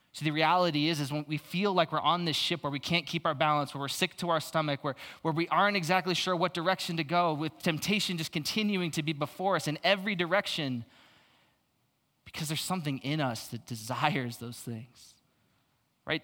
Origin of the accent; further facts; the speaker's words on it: Phoenix, Arizona, United States; I grew up in Phoenix, though, so I'm super used to the suicide lanes